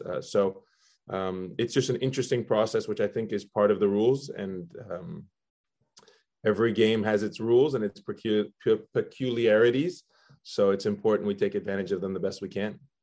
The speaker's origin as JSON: {"language": "English", "country": "Belgium", "tie": "born or raised there", "also_born_or_lived": "Spain", "moved": "yes", "lives_now": "United States", "said": "I was born in Spain. Uh, my dad's from Spain. My mom's from the U.S. And uh, we we grew up. I grew up in Belgium"}